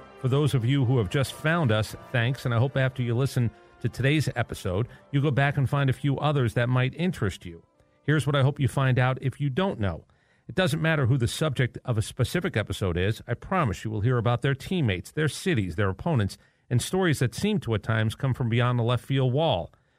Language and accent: English; New York City, New York, United States; I grew up in Staten Island in a very big Met house